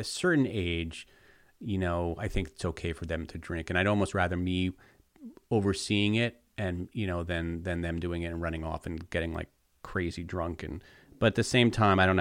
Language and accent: English; East Coast, United States; growing up on the East Coast with these icy slopes and just freezing